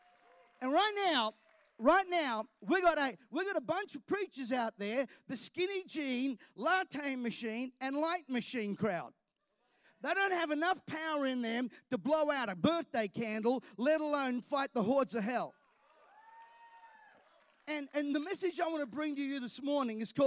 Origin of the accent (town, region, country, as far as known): Australia